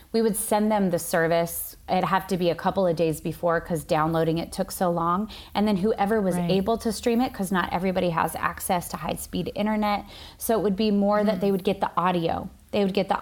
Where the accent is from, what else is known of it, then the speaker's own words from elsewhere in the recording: Washington, United States; moved away as an adult; also born or lived in Sydney, Australia; now in Brooklyn, New York, United States; I was born and raised in Washington State and moved to Sydney when I was 22